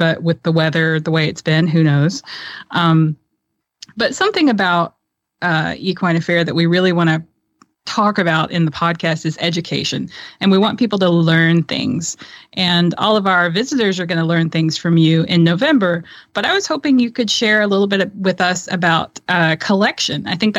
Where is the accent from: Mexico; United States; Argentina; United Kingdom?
United States; Tennessee; I'm a girl from Tennessee.